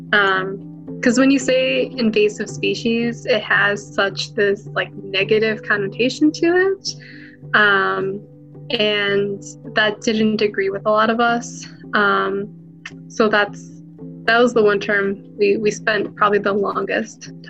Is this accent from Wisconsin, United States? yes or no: yes; Oneida Nation, Wisconsin, United States; Uh, I'm from the Oneida Nation in Wisconsin.